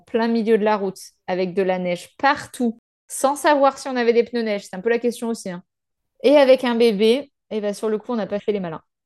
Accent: France; en tant que Français

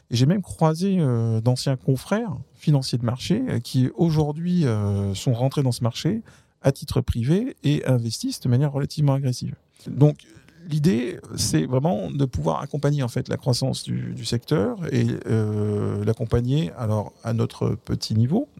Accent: France; je suis français

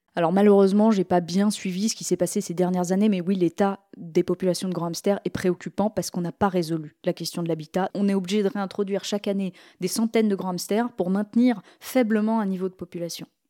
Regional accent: Normandy, France; j'ai été élevée par des potiers un petit peu hippies en Normandie

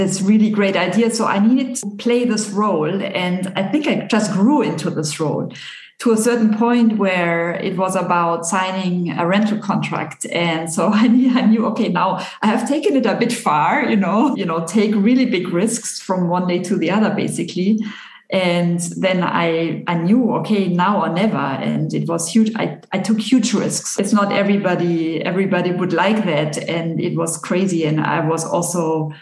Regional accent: Bavaria, Germany; now in Geneva, Switzerland; I'm from Bavaria

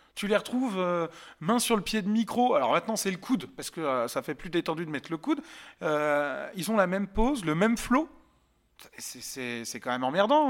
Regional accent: Yvelines, near Montfort-l'Amaury, Île-de-France, France; j'ai grandi dans les Yvelines, euh, à côté de Montfort-la-Maurie

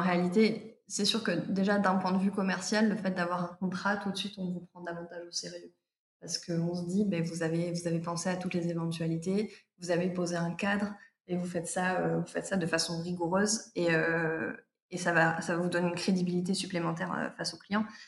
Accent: Provence-Alpes-Côte d'Azur, France; also born or lived in Paris; now in Toulouse, France; je suis originaire des Alpes-Maritimes

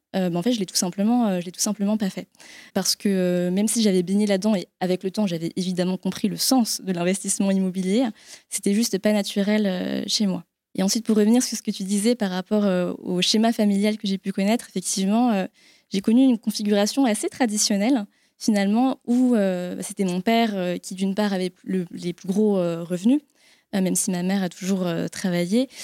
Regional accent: France; also born or lived in Vietnam; j'étais adoptée euh, à l'âge de 6 mois par mes parents, euh, qui sont du coup euh, bah, effectivement très franco-français

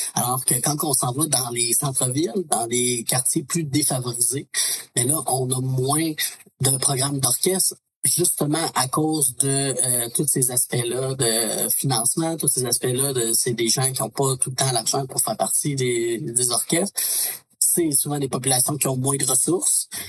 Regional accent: Beauce, Quebec, Canada; now in Quebec City, Canada; je parle de la Beauce parce que c'est de là que je suis originaire

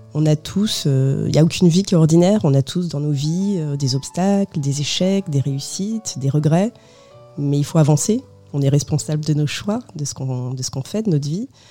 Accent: France; je suis née en France de, deux parents portugais, venus en France dans les années 70

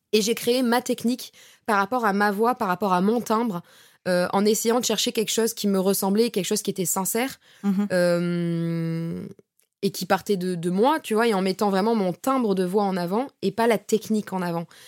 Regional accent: Bordeaux, Nouvelle-Aquitaine, France; moved away as an adult; now in Paris, France; je suis montée sur Paris parce que de base, je suis de Bordeaux

